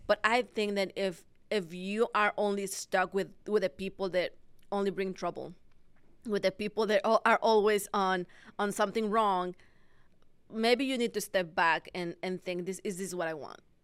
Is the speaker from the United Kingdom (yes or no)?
no; Mexico; moved away as an adult; now in United States; I was born and raised in Mexico. Mm-hmm. And after 22 years living in there, I moved to the States where I knew nobody.